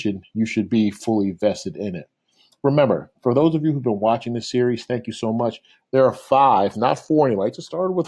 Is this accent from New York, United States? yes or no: yes; New York, United States; I'm as a New Yorker